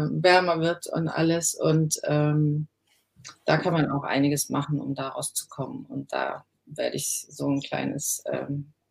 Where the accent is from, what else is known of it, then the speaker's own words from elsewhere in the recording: Southern Germany, Germany; also born or lived in Cologne; Ja, ich komme ja aus dem Süden und habe sehr lange in Köln gewohnt